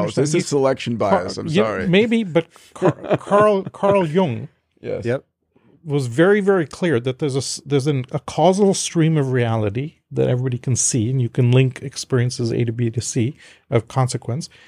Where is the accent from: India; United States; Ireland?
India; I'm from India originally, so I have an inherent acceptance. But I was raised in a very diplomatic Western family.